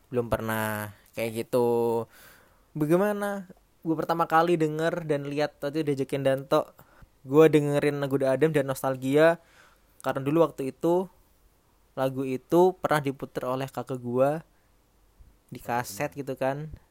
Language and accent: Indonesian; Jember, East Java, Indonesia; moved away as an adult; also born or lived in Surabaya; now in Jakarta, Indonesia; gua asal dari Jawa Timur, dari Jember